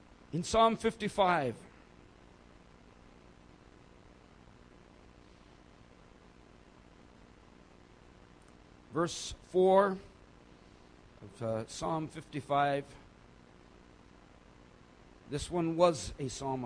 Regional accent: South India, India; I was born and raised in South India, approximately 2,000 meters high

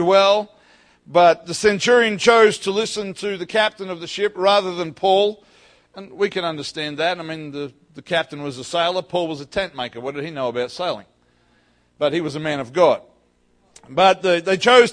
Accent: North Queensland, Australia; also born or lived in Ellenbrook, Western Australia; now in Perth, Australia; I grew up in North Queensland

